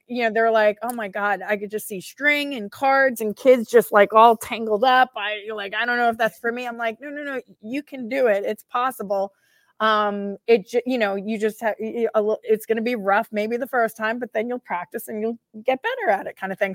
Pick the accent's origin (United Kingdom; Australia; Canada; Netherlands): United Kingdom; I'm British